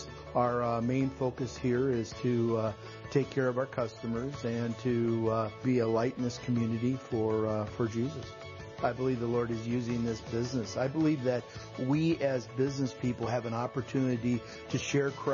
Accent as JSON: {"language": "English", "town": "Dodge Center", "region": "Minnesota", "country": "United States", "said": "I'm from Dodge Center, Minnesota, and I am a banker"}